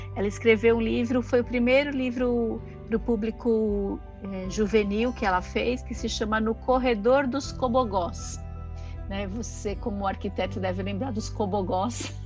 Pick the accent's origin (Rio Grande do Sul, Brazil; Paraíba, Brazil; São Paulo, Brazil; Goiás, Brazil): São Paulo, Brazil; eu sou de São Paulo, né, nasci e cresci ali no bairro do Brás